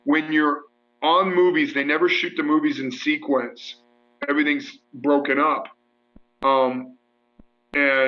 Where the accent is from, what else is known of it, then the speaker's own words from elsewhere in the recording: Mansfield, Ohio, United States; my hometown